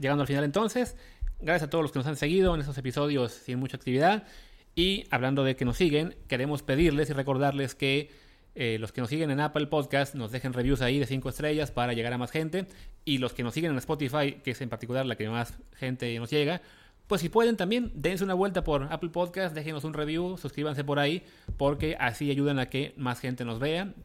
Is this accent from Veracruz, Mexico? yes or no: yes; Veracruz, Mexico; nací en Veracruz